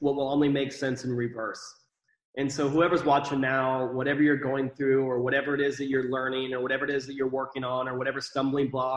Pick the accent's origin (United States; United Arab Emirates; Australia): United States; Iowa; moved away; also born or lived in Texas; I grew up in Iowa, kind of not the best environment with the family that I was a part of.